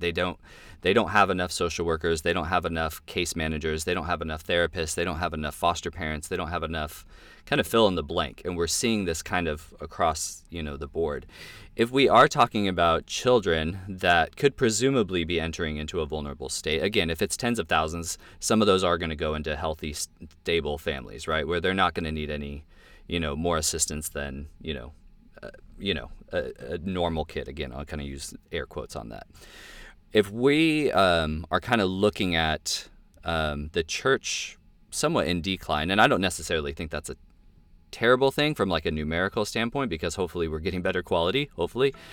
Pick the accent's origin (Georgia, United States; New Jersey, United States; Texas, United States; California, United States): California, United States; also born or lived in Washington State; now in Washington, United States; I'm from California and I live in Washington State